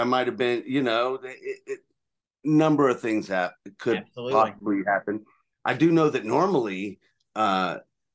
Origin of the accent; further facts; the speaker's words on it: Louisiana, United States; I'm from Houghton, Louisiana.